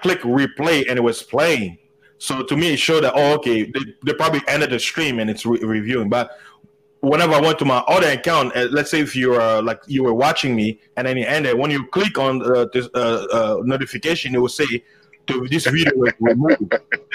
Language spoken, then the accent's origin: English; United States; I'm an American.